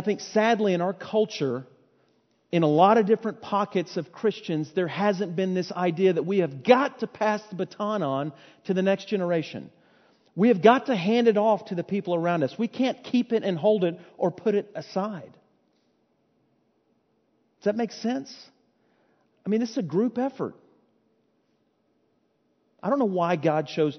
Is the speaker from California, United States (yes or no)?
no; Fort Worth, Texas, United States; I was born and raised in Fort Worth